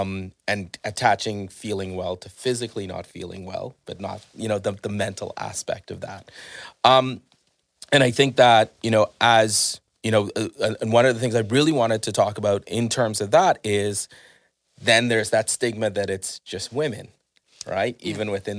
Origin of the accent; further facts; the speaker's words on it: Bahamas; growing up in the Bahamas, was there was always this saying that if you had a nervous breakdown